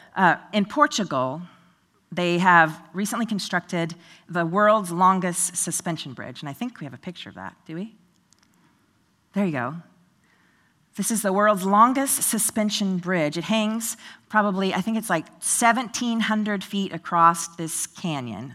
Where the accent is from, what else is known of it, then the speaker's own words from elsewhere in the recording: Oregon, United States; now in Tennessee, United States; Growing up in Oregon, I believed in God but I wasn't a Christian.